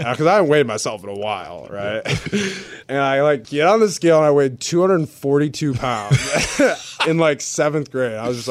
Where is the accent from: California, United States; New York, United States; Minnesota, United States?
Minnesota, United States; Minnetonka; moved away as an adult; now in Philadelphia, United States; where I grew up in Minnetonka, Minnesota